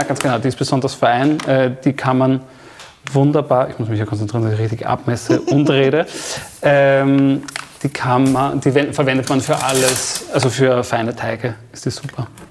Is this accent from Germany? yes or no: no; Steyr, Upper Austria, Austria; moved away; Ich komme aus Oberösterreich, aus dem kleinen Städtchen Steyr.